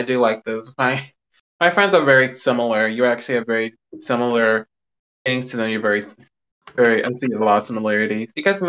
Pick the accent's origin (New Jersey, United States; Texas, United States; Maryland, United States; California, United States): Texas, United States; I'm from Texas, and you know, here there's not a lot of musicians. At least where I live, there's not a lot of them.